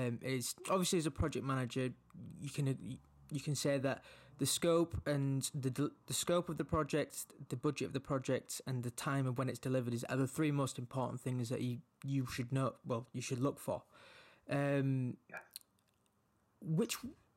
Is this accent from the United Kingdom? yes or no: yes; Leeds, Yorkshire and the Humber, United Kingdom; I'm originally from Leeds as well and kind of resides in the north